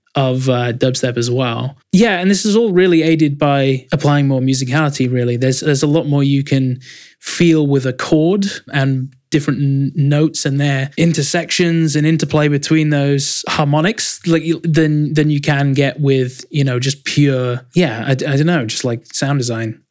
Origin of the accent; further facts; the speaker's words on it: Leeds, Yorkshire and the Humber, United Kingdom; there's one in Leeds, my hometown, called Leeds College of Music